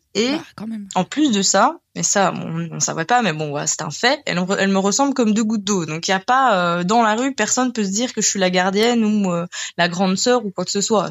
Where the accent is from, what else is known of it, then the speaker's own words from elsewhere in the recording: Belgium; nous sommes belges avec mon conjoint